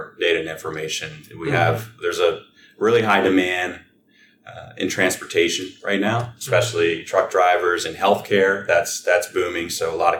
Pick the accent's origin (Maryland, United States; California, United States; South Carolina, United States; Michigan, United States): Maryland, United States; Frederick; I was born and raised here in Frederick